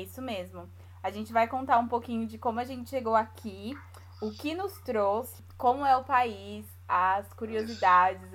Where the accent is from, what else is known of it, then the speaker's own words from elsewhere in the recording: São Paulo, Brazil; accent: paulista; moved away as an adult; also born or lived in Bahia / Maryland, United States; now in Edinburgh, United Kingdom; Na verdade, eu nasci na Bahia, mas fui uhum. para São Paulo com um mês de nascida, então a gente considera mesmo de São Paulo.